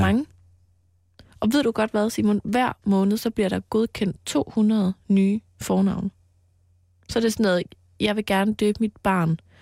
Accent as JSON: {"language": "Danish", "area": "Mols", "region": "Central Denmark Region", "country": "Denmark", "tie": "born or raised there", "said": "på Mols, hvor jeg voksede op"}